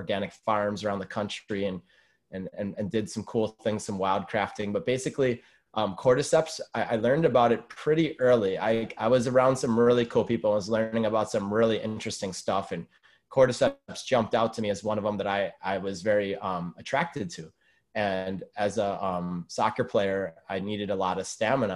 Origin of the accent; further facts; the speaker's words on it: Madison, Wisconsin, United States; I'm originally from Wisconsin, from Madison, Wisconsin, the capital